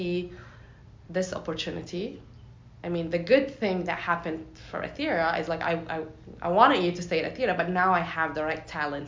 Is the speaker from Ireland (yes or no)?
no; Jordan; now in United States; I'm from Jordan originally. Yeah. I moved to the US